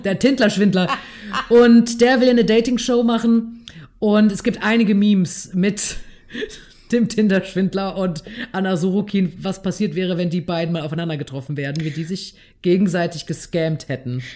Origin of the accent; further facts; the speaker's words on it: North Rhine-Westphalia, Germany; Ich komme aus NRW